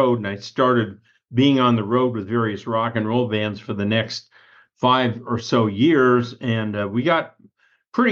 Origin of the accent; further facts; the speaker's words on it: Higley, Arizona, United States; also born or lived in Mesa, Arizona; lived in a place called Higley, which I went to school